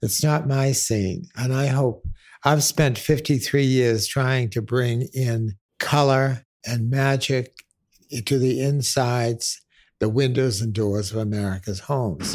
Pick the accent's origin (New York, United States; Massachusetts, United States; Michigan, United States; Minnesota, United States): Massachusetts, United States; Boston; I grew up in Boston